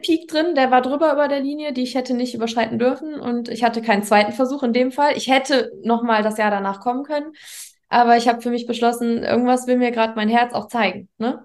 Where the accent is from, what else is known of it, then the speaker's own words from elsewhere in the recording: near Düsseldorf and Mönchengladbach, North Rhine-Westphalia, Germany; Nordrhein-Westfalen, in der Nähe von Düsseldorf und Mönchengladbach